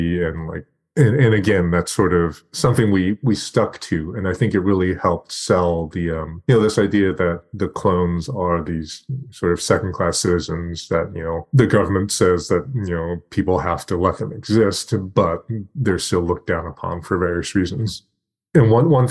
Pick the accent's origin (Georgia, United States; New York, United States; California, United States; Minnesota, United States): California, United States; Torrance; I grew up in Torrance, shout out Del Alma Mall